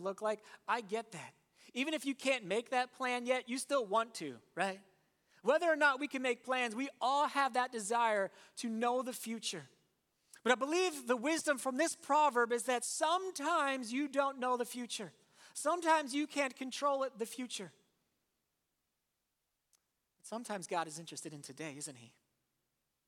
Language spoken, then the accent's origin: English; Warminster, Pennsylvania, United States; I'm from Warminster